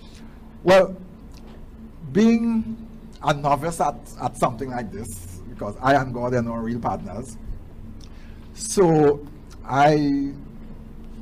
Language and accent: English; St. Augustine, Trinidad & Tobago; also born or lived in Arima, Trinidad and Tobago; We moved from Arima, where we were living. We came to live in St. Augustine, right on St. John Street there.